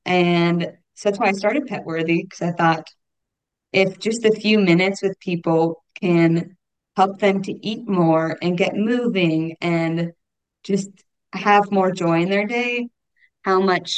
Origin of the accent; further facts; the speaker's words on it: Irvine, California, United States; moved away as an adult; also born or lived in Auburn, Alabama; now in Nashville, United States; I grew up in Irvine, California